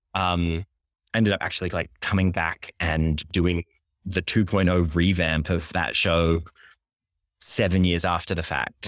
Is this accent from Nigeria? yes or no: no; Sydney, New South Wales, Australia; also born or lived in Japan / London; now in Brooklyn, United States; I'm originally from Sydney, Australia